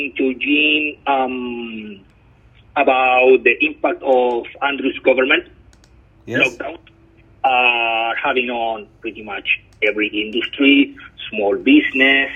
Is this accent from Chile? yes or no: yes; Chile; moved away; I come from Chile. I'm from South America.